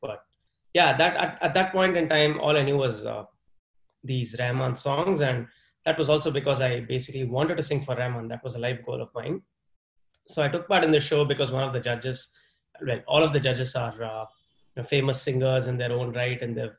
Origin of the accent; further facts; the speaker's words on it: Delhi, India; also born or lived in Chennai / Mumbai / Salem; So I grew up mainly in Delhi and Bombay during my formative years. Well, the first 5 years of my life where I didn't really, understand much, that was in Chennai.